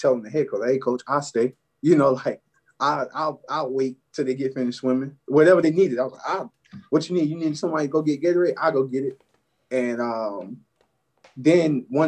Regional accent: Barnwell, South Carolina, United States; moved away as an adult; also born or lived in Beaufort, South Carolina; I'm from Barnville, South Carolina.

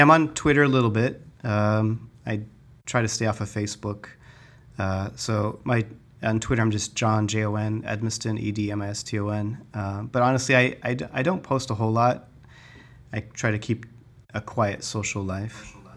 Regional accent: Tucson, Arizona, United States; also born or lived in Flagstaff, Arizona; now in Phoenix, United States; I was born and raised in Arizona. I grew up in Tucson

